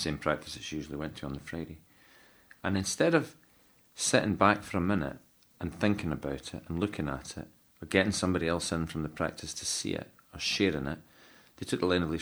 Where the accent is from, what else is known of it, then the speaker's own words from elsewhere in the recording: Scotland, United Kingdom; I'm a Scotsman